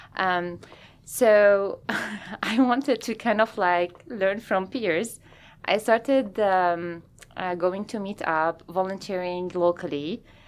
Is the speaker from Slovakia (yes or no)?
no; Lebanon; moved away as an adult; also born or lived in France / Lausanne, Switzerland / Bern, Switzerland / Salt Lake City, Utah; now in Seattle, United States; I'm originally from Lebanon